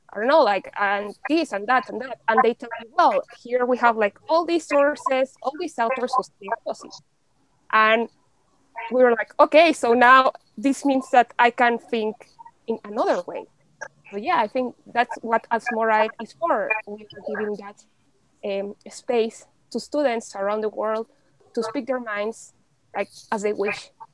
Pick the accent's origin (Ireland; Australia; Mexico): Mexico; Mexico City; English is a second language; moved away as an adult; also born or lived in United Kingdom; I'm originally from Mexico. Um, I grew up in Mexico City